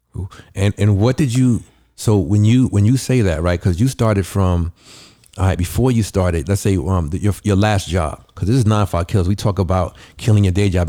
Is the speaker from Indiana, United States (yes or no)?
no; New York City, New York, United States; I grew up in the Bronx